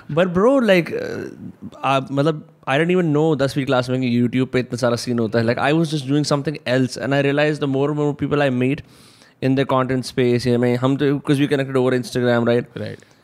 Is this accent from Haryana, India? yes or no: yes; Faridabad, Haryana, India; हमारा शहर